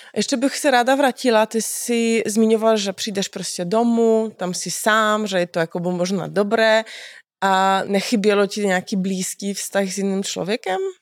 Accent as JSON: {"language": "Czech", "area": "Cieszyn Silesia", "region": "Silesian Voivodeship", "country": "Poland", "moved": "yes", "lives_now": "Czech Republic", "said": "Já jsem zrovna z Těšinského Slezska"}